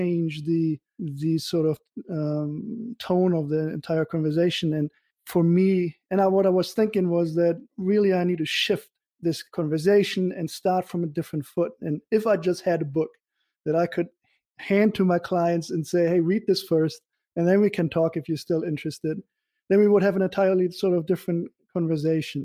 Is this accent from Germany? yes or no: yes; Germany; now in United States; I'm from Germany originally.